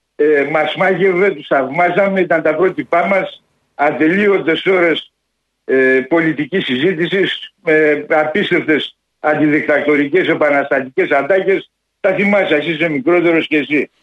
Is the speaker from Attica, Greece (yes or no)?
yes; Athens, Attica, Greece; Μεγαλώσαμε στα Πετράλωνα